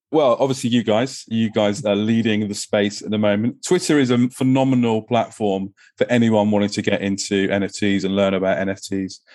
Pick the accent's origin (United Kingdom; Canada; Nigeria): United Kingdom; England; I'm an, I'm an Englishman